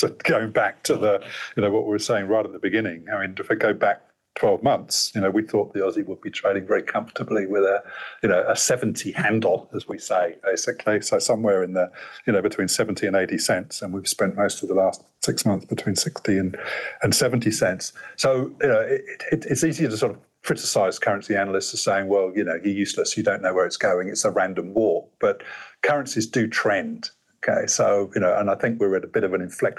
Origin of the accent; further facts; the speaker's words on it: United Kingdom; accent: British (implied); now in Australia; from my accent, you might detect where I hail from